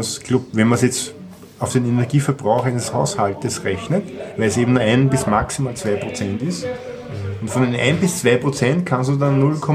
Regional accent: Austria; Also muss man den Staat als Österreicher daran hindern, sein eigenes Land kaputt zu machen.

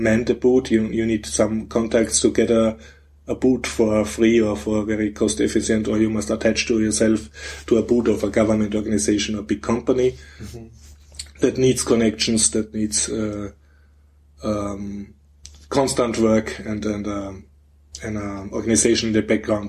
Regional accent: Vienna, Austria; I'm from Vienna

